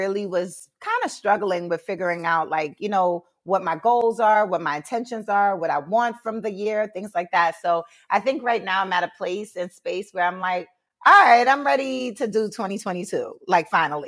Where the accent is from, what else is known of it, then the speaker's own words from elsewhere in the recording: Jamaica; I'm Jamaican, so tea is like my thing. It's in the household.